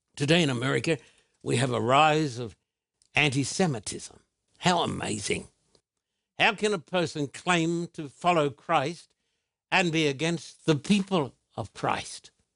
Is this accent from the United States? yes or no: no; Australia; moved away; when I was a little boy growing up in Australia